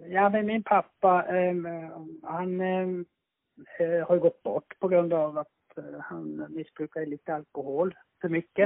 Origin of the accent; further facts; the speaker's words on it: Lapland, Finland; Jag är uppvuxen i norra Finland, eh, tio mil norr om polcirkeln